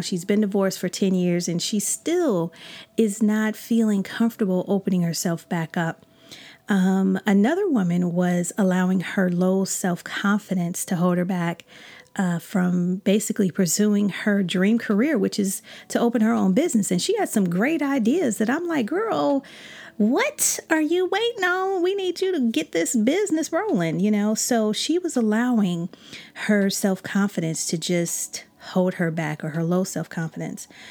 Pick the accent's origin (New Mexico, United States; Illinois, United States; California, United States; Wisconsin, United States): Illinois, United States; Chicago; I'm from Chicago